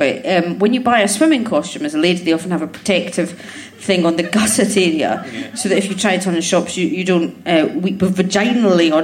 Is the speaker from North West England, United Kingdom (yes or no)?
no; Scotland, United Kingdom; I'm from Scotland